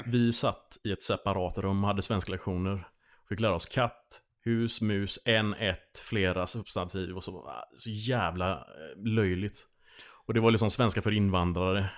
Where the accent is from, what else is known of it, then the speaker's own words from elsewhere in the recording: Landvetter, Västra Götaland, Sweden; moved away as an adult; Jag är uppvuxen i Landvetter